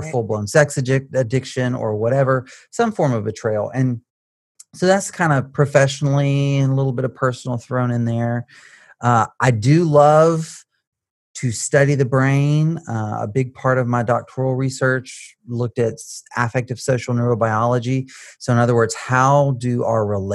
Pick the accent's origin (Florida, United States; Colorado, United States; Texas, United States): Texas, United States; Baytown; I was born outside of Texas in Baytown. And so grew up around here